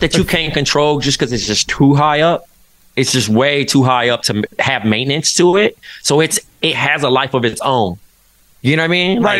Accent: Compton, California, United States; moved away as an adult; now in Brooklyn, United States; growing up in Compton, which is such a like historic city you know, in the, in hip hop, and then going to live in Brooklyn

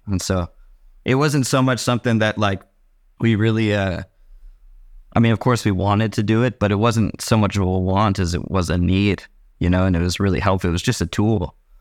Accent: San Leandro, California, United States; I grew up in San Leandro, California.

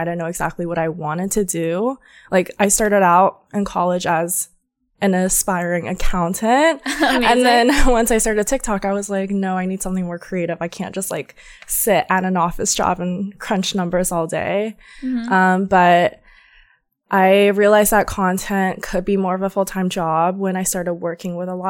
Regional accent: Georgia, United States; Growing up in Georgia, no one dresses super edgy or cute.

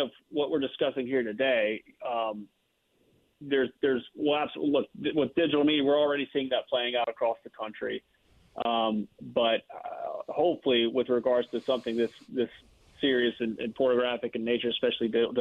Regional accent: Lake Charles, Louisiana, United States; I'm from the Lake Charles area

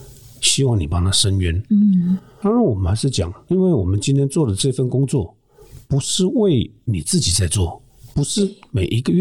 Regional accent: Muzha, Taipei, Taiwan; 会，我从小出生在乡下，嗯，住的地方旁边就是乱葬岗，哇。学校附近也是乱木栅第一公墓

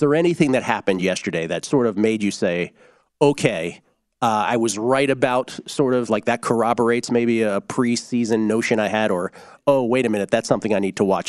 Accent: Mid-Atlantic, United States; growing up in the Mid-Atlantic with the Big East, the ACC.

